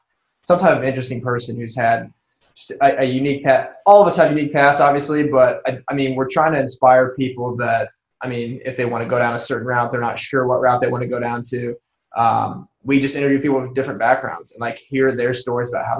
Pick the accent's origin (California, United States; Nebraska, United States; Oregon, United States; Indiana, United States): Indiana, United States; Warsaw; I'm from Warsaw, Indiana, about 2 hours north of here